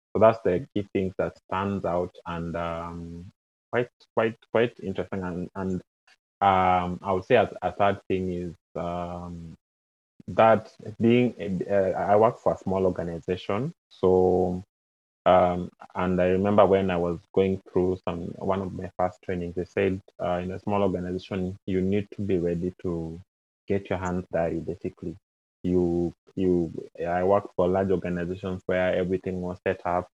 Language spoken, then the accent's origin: English; Kenya; moved away as an adult; now in Canada; I'm originally from Kenya